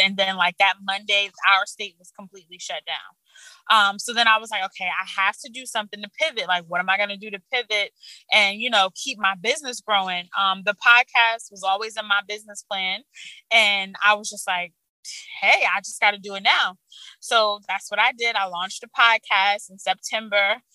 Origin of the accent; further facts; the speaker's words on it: Orange, New Jersey, United States; I grew up in Orange, New Jersey.